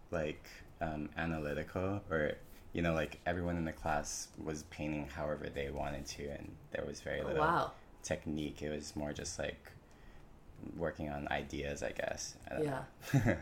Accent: Oahu, Hawaii, United States; moved away as an adult; also born or lived in California; So I was born and raised there on Oahu and came to California for college

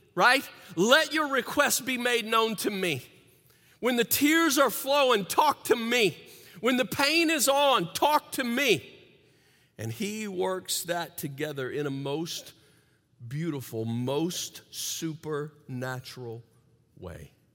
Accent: the South, United States; I grew up in the South, and apparently in the territory in the South where I grew up

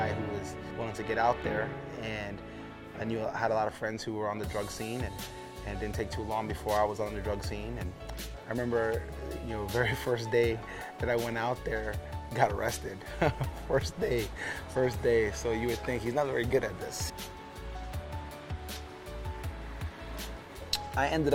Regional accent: New York City, New York, United States; born or raised there; also born or lived in Puerto Rico; now in Omaha, United States

